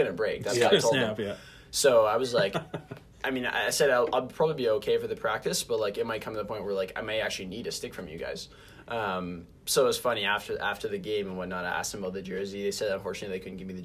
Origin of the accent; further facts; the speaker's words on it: Winnipeg, Manitoba, Canada; I'm from Winnipeg.